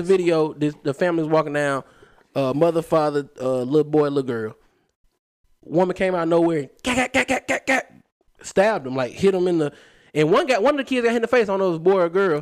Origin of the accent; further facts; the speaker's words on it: Huntsville, Alabama, United States; I grew up in Huntsville